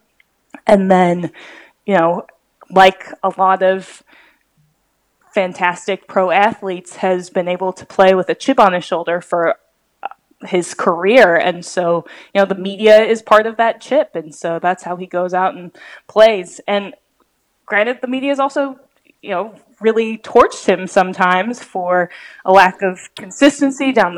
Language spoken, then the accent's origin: English; Seattle, Washington, United States; also born or lived in Oklahoma City; now in Chicago, United States; I grew up in Seattle